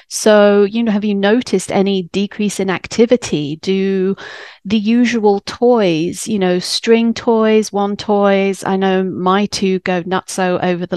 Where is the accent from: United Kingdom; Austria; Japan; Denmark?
United Kingdom; England; moved away as an adult; now in United States; I'm English